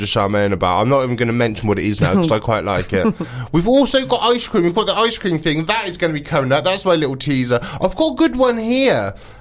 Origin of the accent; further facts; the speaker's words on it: Wiltshire, South West England, United Kingdom; moved away; also born or lived in Devon; I'm from Wiltshire originally. There's no coastline in Wiltshire.